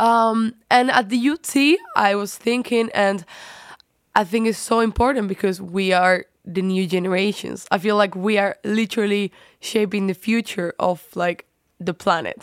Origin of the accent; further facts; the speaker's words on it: Spain; now in Netherlands; I come from Spain.